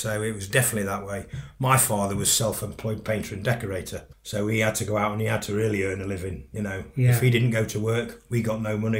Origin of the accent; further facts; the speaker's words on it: Sheffield, Yorkshire and the Humber, United Kingdom; I was brought up in Sheffield, as you've said already, Sheffield was a very labour-orientated city.